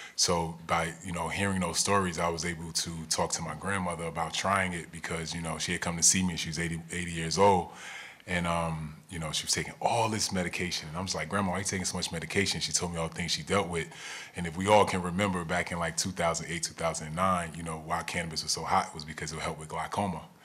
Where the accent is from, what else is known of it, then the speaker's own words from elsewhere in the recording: New Jersey, United States; I grew up in New Jersey